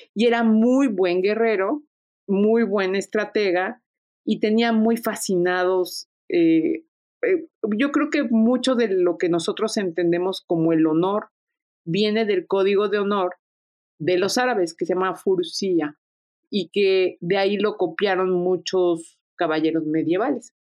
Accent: Mexico; siendo una mexicana, yo soy heredera también de un pasado árabe fastuoso

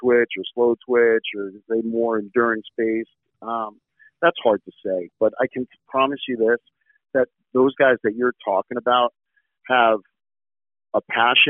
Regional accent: New Jersey, United States; growing up in New Jersey

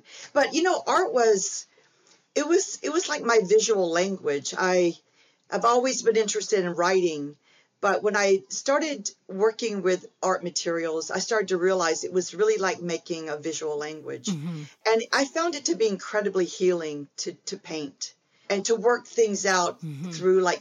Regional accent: Alabama, United States; I grew up in poverty in Alabama

